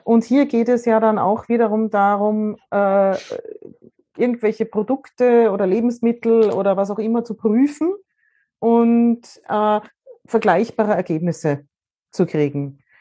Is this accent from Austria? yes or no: yes; Austria; bei uns in Österreich